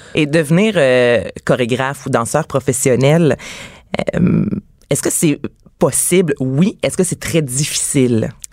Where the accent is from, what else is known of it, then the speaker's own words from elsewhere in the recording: Boucherville, Quebec, Canada; also born or lived in Varennes; on vient de Varennes Boucherville, en fait. Donc, j'étudiais à De Mortagne, tout comme elle.